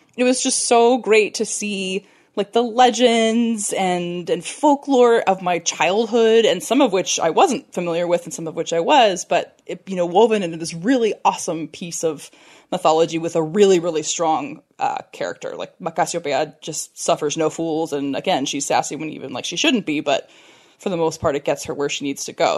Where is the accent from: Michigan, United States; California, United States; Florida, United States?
California, United States; I'm from California